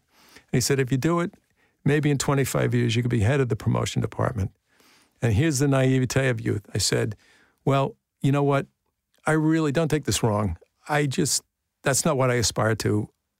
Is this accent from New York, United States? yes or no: yes; Brooklyn, New York, United States; born there; I was born in Bay Ridge, 7502 Ridge Boulevard.